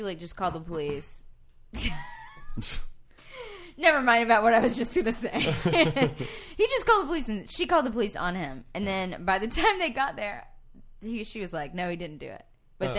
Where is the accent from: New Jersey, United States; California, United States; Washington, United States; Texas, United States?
Texas, United States; East; But we grew up in East Texas